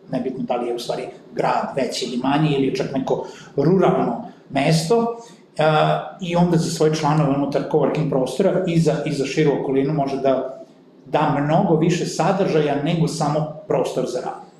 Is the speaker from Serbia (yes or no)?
yes; northern Serbia, Serbia; kod nas u Srbiji, posebno kod nas na severu